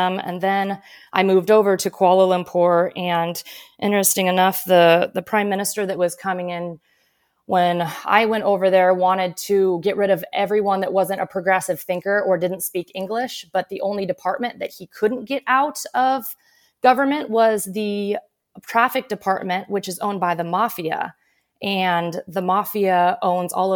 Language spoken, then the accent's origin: English; next to Omaha, Iowa, United States; moved away as an adult; now in St. Petersburg, United States; I grew up in Iowa, but right next to Omaha, so it's the same thing pretty much